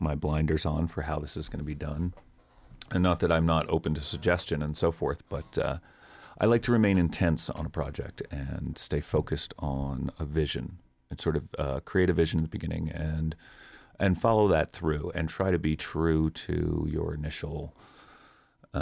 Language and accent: English; East Coast, United States; moved away; growing up on the East Coast in the era that I did was just wonderfully diverse